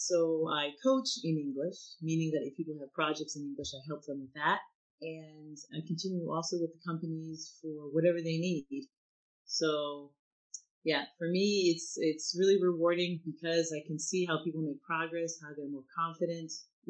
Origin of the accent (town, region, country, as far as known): United States; now in France